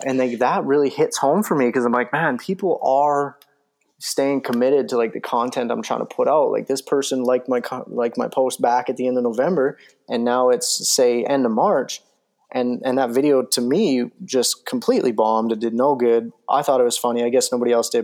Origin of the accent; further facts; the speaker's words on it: Calgary, Alberta, Canada; I live 20 minutes away from it.